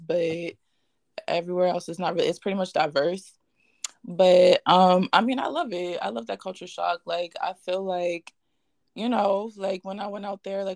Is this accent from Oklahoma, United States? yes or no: no; Los Angeles, California, United States; I was born and raised